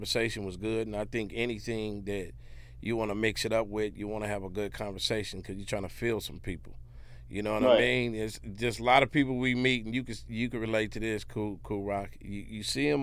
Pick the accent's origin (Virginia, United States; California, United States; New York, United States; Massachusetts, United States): California, United States; we come from California